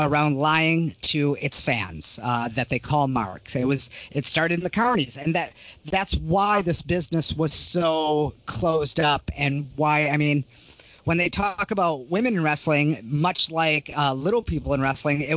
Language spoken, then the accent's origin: English; Detroit, Michigan, United States; now in Portland, United States; I grew up in Detroit